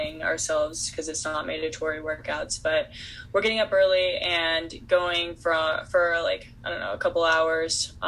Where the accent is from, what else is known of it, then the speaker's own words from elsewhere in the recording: Texas, United States; moved away; I'm from Texas originally